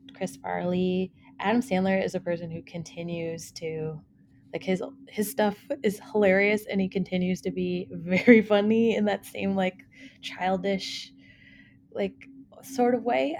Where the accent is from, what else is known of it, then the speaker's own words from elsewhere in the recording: Prince Edward Island, Canada; moved away as an adult; also born or lived in Fredericton, New Brunswick; I'm from Prince Edward Island originally.